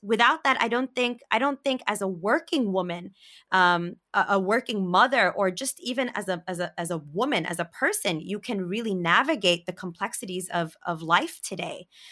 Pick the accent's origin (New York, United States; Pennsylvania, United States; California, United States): New York, United States; New York City; I grew up in Brooklyn